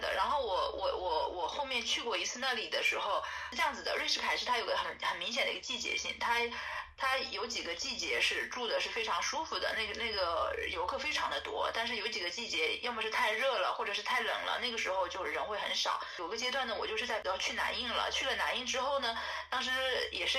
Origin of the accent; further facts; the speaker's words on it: China; 那个老师一听我是从中国来的，他说啊，你不用管钱，就是你直接来吧